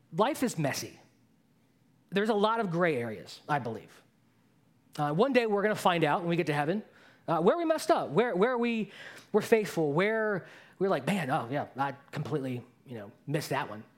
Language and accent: English; Baltimore, Maryland, United States; I grew up in Baltimore